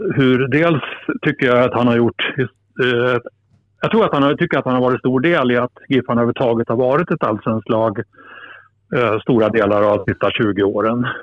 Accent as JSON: {"language": "Swedish", "town": "Alnö", "region": "Västernorrland County", "country": "Sweden", "tie": "born or raised there", "said": "började åka själv in från Alnö där jag växte upp för att se matcher"}